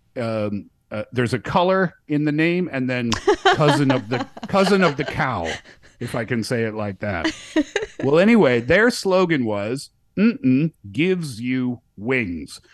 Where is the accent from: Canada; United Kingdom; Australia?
Canada; now in China; I'm from Canada